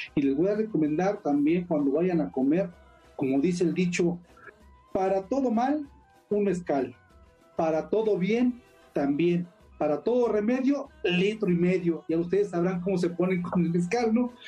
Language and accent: Spanish; Mexico; nosotros como mexicanos